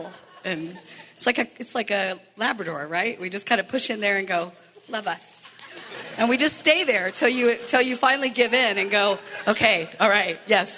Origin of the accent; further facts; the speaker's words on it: the Bible Belt, United States; moved away; I grew up in the Bible Belt